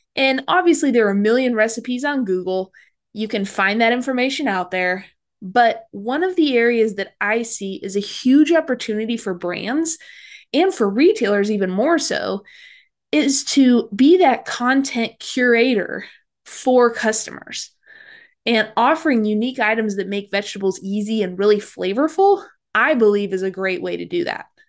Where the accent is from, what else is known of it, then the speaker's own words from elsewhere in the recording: Midwest, United States; I grew up in the Midwest